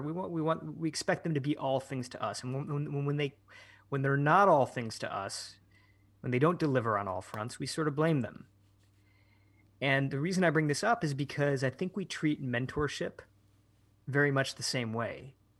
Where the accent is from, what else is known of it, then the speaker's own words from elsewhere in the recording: Michigan, United States; moved away as an adult; also born or lived in San Francisco; I started to spend more time in my hometown in Michigan, where I, where I am now